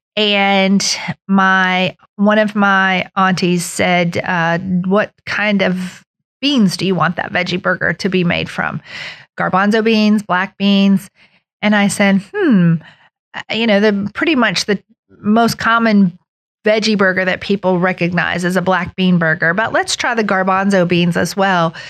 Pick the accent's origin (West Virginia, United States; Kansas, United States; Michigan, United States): West Virginia, United States; Beckley; also born or lived in Charleston, South Carolina; I grew up here in Beckley